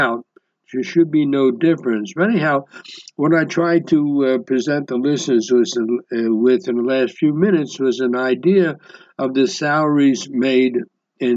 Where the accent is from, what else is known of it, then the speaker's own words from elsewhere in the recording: United States; moved away as an adult; now in Israel; I was raised in the United States